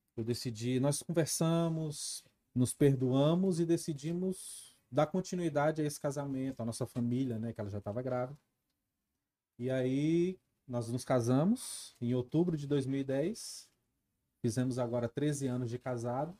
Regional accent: Brasília, Federal District, Brazil; sou nascido e criado aqui em Brasília, sou nascido e criado no Recanto, Recanto das Emas.

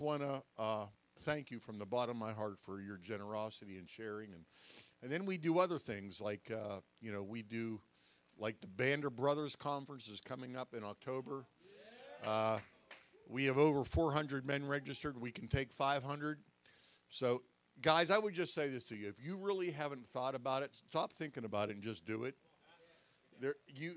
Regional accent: Pittsburgh, Pennsylvania, United States; I'm a Yankee. I'm from Pittsburgh

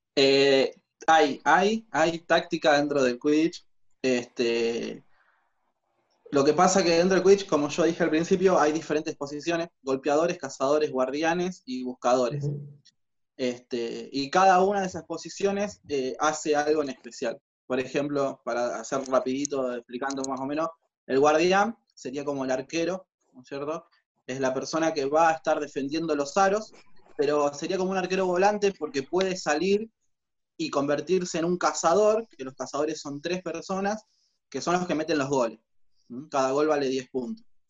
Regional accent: Rosario, Santa Fe, Argentina; nosotros somos de Rosario

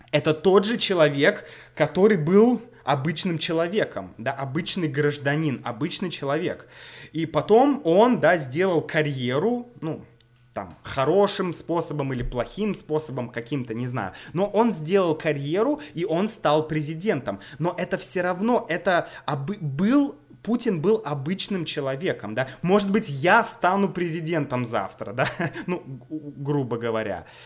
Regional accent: Saint Petersburg, Russia; now in Moscow, Russia; я из Санкт-Петербурга.

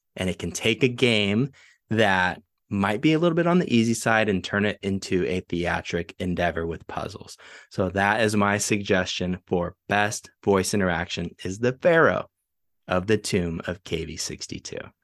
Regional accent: San Marcos, United States; my hometown, San Marcos

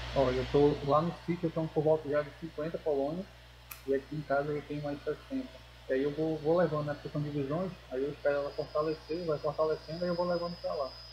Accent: Manaus, Amazonas, Brazil; sou aqui de Manaus

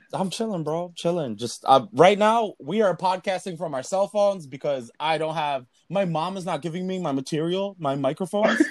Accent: Philippines; I'm Filipino. I speak more Spanish than my own language

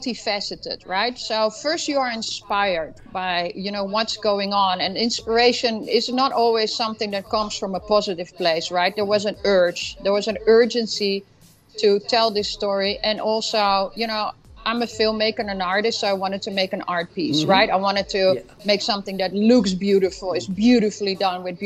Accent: Amsterdam, North Holland, Netherlands; now in United States; I'm originally from Amsterdam

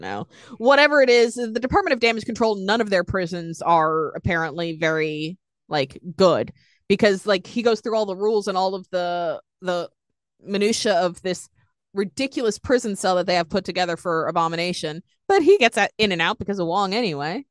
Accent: Boston, Massachusetts, United States; I'm a broken New Englander

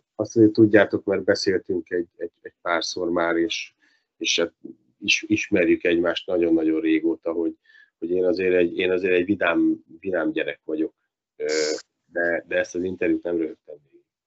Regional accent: Dunaújváros, Fejér, Hungary; Dunajvárosnak, ahol felnőttem, ahol valósi vagyok, születtem

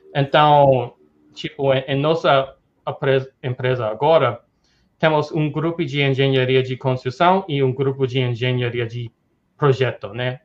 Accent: New York, United States; Portuguese is a second language; moved away as an adult; also born or lived in Tokyo, Japan / Dubai / Hong Kong / Brazil; sou americano uh, de, de, Nova York, sou, sou em, tô em Nova York agora, uh, sou daqui

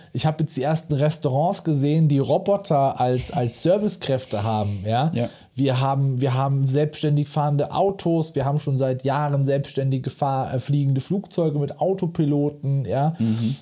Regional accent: Mosbach, Baden-Württemberg, Germany; zu Schulzeiten hier bei uns in Moosbach-Neckar-Elster hinten draußen

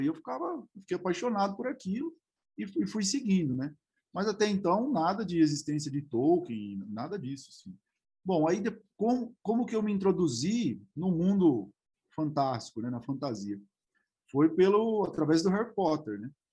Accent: Araraquara, São Paulo, Brazil; eu sou de Araraquara, ainda moro aqui

